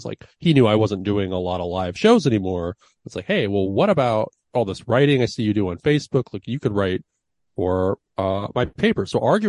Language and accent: English; Sonoma County, California, United States; From Sonoma County, born and raised